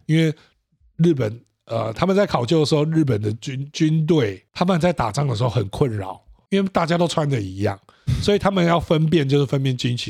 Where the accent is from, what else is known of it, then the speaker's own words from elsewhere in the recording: Taiwan; 我从台湾来